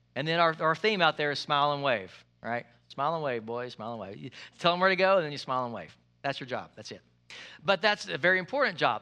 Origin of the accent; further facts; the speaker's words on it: United States; I'm American